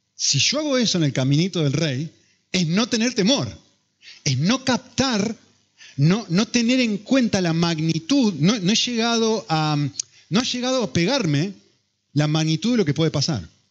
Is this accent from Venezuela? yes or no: no; Argentina; si sos argentino como yo